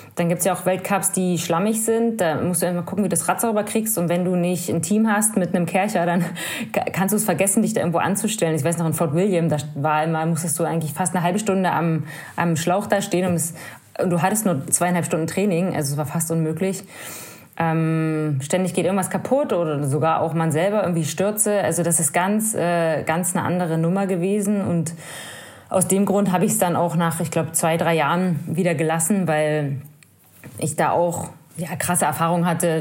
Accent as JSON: {"language": "German", "region": "Brandenburg", "country": "Germany", "said": "ich komme aus Brandenburg, das ist einfach flach, unser höchster Berg ist 80 Meter hoch"}